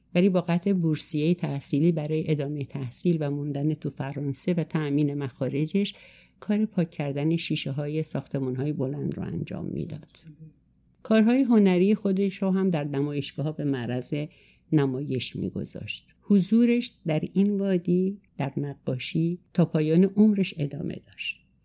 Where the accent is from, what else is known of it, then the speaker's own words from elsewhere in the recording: a remote village in Azerbaijan, Azerbaijan region, Iran; moved away; also born or lived in Tehran; من سال 34 در روستایی دور توی آذربایجان در خانواده دارایی به دنیا آمدم